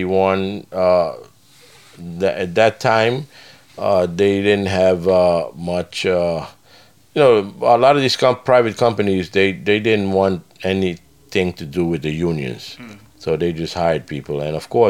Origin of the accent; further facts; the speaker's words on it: Curaçao; moved away as an adult; I grew up in a Caribbean island named Curaçao. It's a Dutch island. It belongs to the Netherlands. And I grew up there until I was 21 years old.